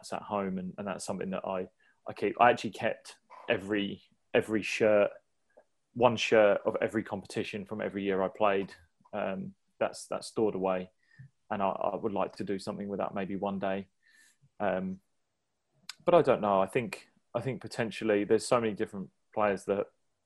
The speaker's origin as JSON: {"language": "English", "area": "Sussex", "region": "South East England", "country": "United Kingdom", "tie": "born or raised there", "said": "Sussex is like close to my heart, and it's the home I came from. I was born in Sussex"}